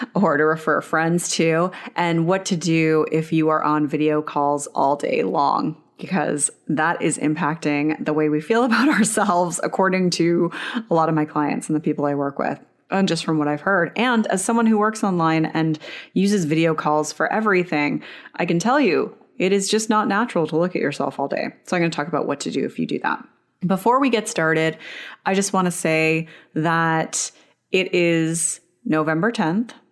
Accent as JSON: {"language": "English", "country": "Canada", "said": "I'm Canadian, but I'm an hour away from the border"}